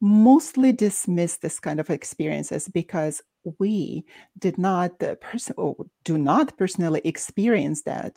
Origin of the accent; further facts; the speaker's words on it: Baku, Azerbaijan; moved away; despite being Russian, I'm from Baku, Azerbaijan